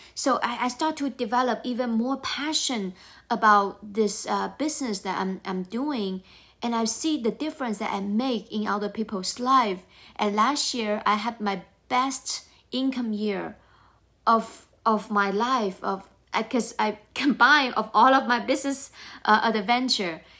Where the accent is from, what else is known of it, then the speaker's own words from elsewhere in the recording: China; moved away as an adult; now in United States; I grew up in China.